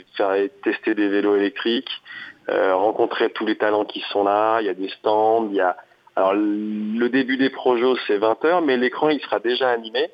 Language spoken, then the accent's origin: French; Picardy, Hauts-de-France, France; moved away; also born or lived in French Alps; je suis né en Picardie, au bord des forêts d'Alat